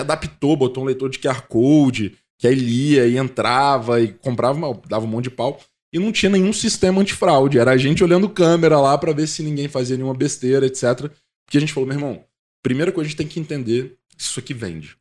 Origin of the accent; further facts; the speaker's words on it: Guarapari, Espírito Santo, Brazil; moved away as an adult; also born or lived in Vitória; now in São Paulo, Brazil; eu nasci em Guarapari, fui criado lá